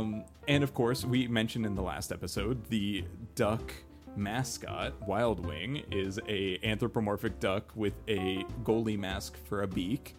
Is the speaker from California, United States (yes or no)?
yes; near Anaheim, California, United States; growing up near Anaheim